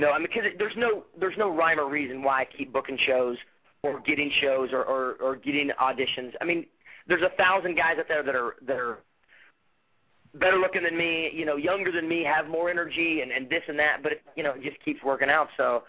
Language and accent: English; Fort Smith, Arkansas, United States; now in Los Angeles, United States; I came out here from Fort Smith, Arkansas, after I graduated from the University of Arkansas, and came out on vacation to Hermosa Beach for the summer.